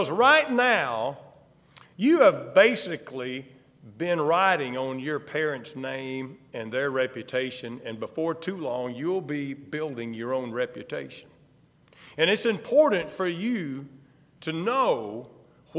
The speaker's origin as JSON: {"language": "English", "region": "the South", "country": "United States", "said": "I'm from the South. There was no question when I opened my mouth"}